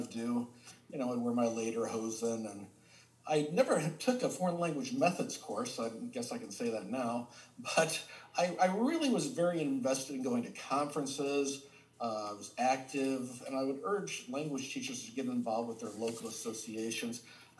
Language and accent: English; Kansas City, United States; first language English; moved away as an adult; I was born and raised in Kansas City and lived there for the first 18 years of my life